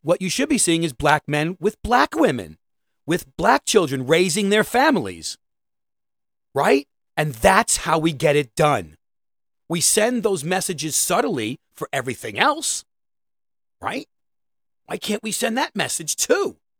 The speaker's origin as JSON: {"language": "English", "town": "New York City", "region": "New York", "country": "United States", "said": "I'm a New Yorker."}